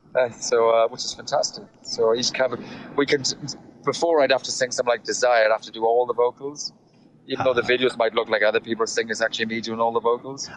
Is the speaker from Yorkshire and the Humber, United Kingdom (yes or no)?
no; South Wales, United Kingdom; accent: Welsh; moved away as an adult; also born or lived in London; I'm from South Wales